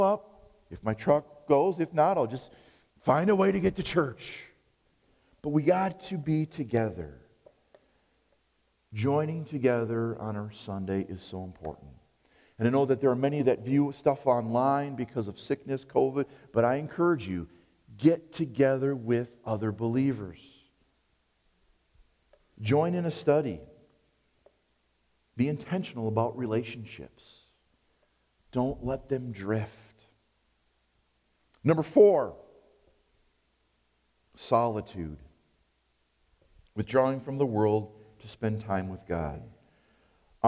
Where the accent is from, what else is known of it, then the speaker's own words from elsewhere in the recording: United States; I'm an American